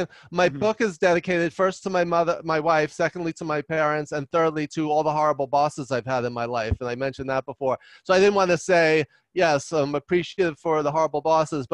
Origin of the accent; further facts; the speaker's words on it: New York, United States; I talk fast and loud because I'm from New York